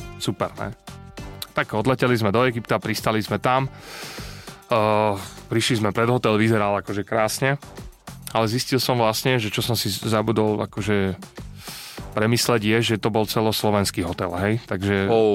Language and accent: Slovak; Prievidza, Trenčín Region, Slovakia; ja som z Prievidze